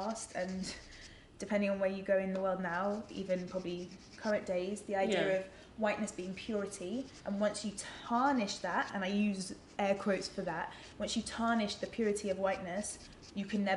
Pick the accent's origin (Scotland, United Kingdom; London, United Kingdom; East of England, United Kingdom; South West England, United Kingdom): London, United Kingdom; I grew up in London